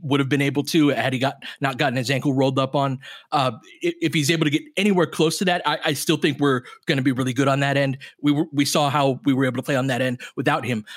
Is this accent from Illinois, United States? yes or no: no; Little Rock, California, United States; I grew up in Little Rock, California.